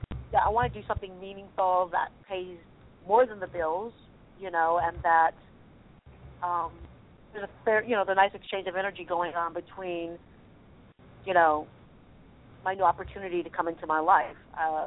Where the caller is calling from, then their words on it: California, United States; … from California.